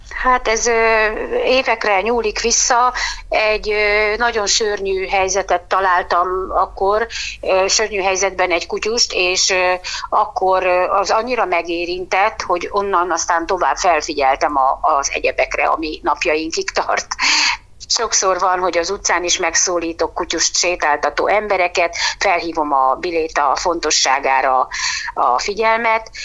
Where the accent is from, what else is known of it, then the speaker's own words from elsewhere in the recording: Szeged, Csongrád-Csanád, Hungary; Szegedi lévén, igaz, hogy a város peremkerületi részén lakom